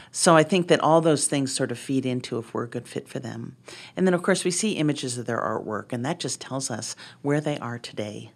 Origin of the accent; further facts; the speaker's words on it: Boston, Massachusetts, United States; now in Montana, United States; I grew up in Boston.